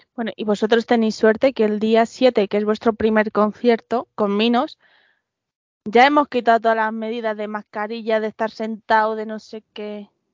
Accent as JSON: {"language": "Spanish", "town": "Madrid", "region": "Community of Madrid", "country": "Spain", "said": "dos madrileños"}